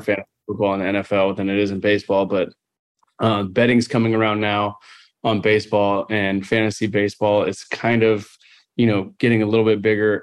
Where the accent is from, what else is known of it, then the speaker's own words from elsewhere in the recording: Southern California, United States; growing up in Southern California